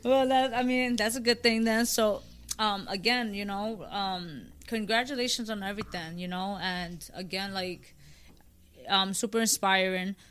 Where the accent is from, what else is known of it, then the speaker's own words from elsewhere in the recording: New York City, New York, United States; I'm from the Bronx.